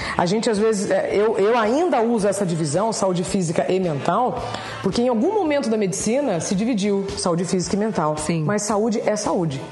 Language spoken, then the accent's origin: Portuguese; northern Paraná, Brazil; now in São Paulo, Brazil; Eu sou do norte do Paraná. Eu estou em São Paulo Paulo há 24 anos